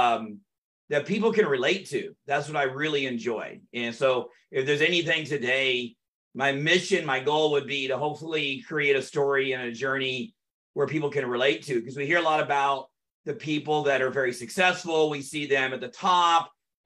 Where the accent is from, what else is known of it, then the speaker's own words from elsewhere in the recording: North Texas, United States; also born or lived in Orange County, California; And then my dad moved us back to Texas, and I grew up throughout those years in North Texas. Went to high school, a little bit of elementary, middle school, high school in North Texas.